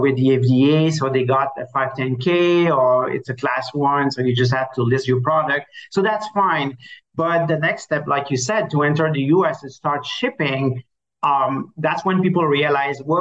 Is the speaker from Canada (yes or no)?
yes; Canada; accent: French Canadian; now in Miami, United States; obviously, you will see with my accent that I'm French Canadian. So, I live in Miami